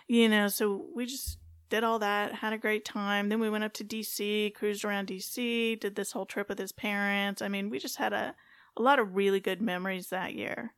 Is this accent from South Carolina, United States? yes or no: no; California, United States; moved away as an adult; also born or lived in Fayetteville, North Carolina / Colorado Springs, Colorado; growing up in California, West Coast girl